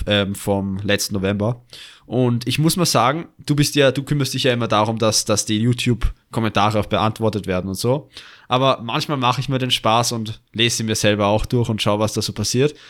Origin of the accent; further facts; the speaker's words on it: Austria; also born or lived in Vienna; Noch dazu sind wir Österreicher